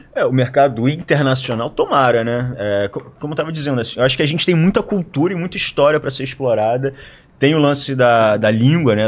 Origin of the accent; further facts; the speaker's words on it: Rio de Janeiro, Brazil; eu como carioca